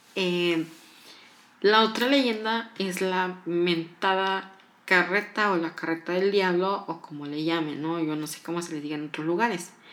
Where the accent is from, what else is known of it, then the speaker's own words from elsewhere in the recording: Morelos, Mexico; yo soy mexicana, soy del estado de Morelos